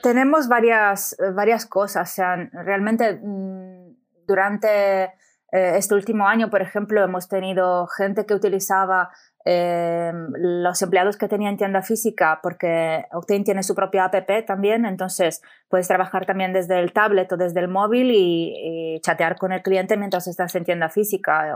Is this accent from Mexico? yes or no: no; Italy; Spanish is a second language; moved away as an adult; also born or lived in Amsterdam / Barcelona; soy italiana, son creo que ya más de 10 años que no vivo en Italia